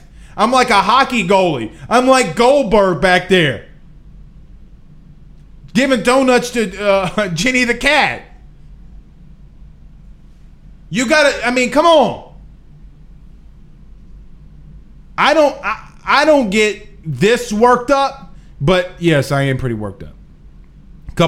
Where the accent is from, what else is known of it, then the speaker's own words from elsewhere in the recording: Franklinton, Louisiana, United States; I'm from Franklinton, Louisiana